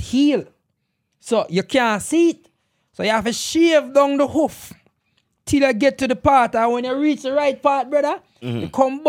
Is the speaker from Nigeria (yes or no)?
no; Jamaica; moved away; as a Jamaican